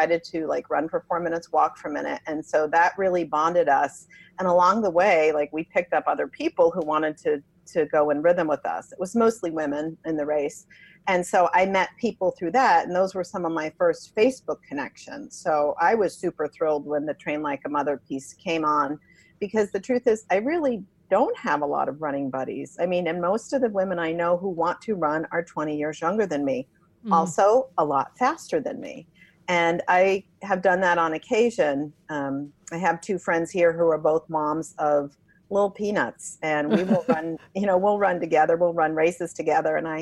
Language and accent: English; New Jersey, United States; the town I grew up in New Jersey